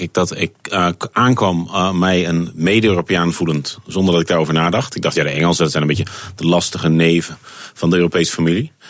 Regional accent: Netherlands; moved away as an adult; also born or lived in United Kingdom; ik ben een Nederlander, ik blijf een Nederlander.

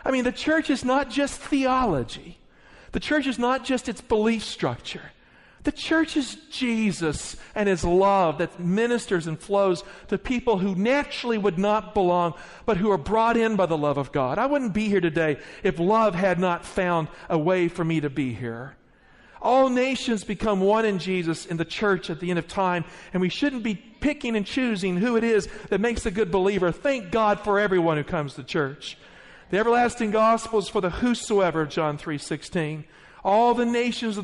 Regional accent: the Appalachians of Virginia, United States; born or raised there

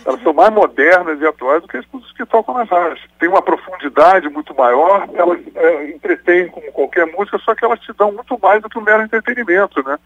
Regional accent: Brazil; eu nasci no Brasil

